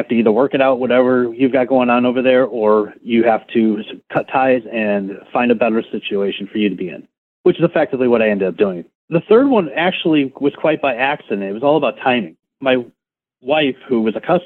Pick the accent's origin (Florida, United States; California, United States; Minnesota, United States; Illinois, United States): Illinois, United States; Chicago; moved away as an adult; now in Texas, United States; I grew up in Chicago. I lived there for the first 28 years of my life.